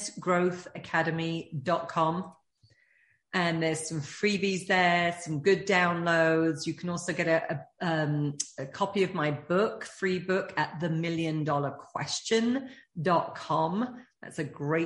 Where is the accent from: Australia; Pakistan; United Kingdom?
United Kingdom; being British